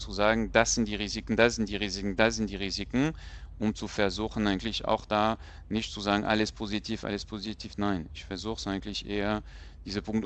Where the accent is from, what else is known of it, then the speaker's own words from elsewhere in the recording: France; moved away; ich bin Franzose